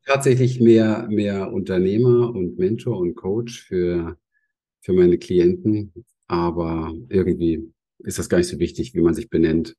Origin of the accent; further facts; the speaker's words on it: Berlin, Germany; Ich bin in Berlin aufgewachsen